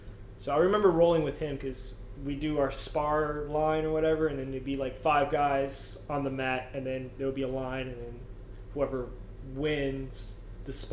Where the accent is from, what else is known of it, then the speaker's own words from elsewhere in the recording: Clearwater, Florida, United States; moved away as an adult; now in Homer, United States; I'm from Clearwater, Florida